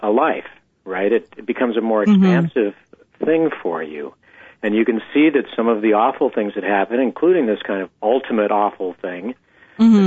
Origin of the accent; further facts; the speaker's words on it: San Diego, California, United States; I was born in San Diego, not far from the border, and I grew up in the 60s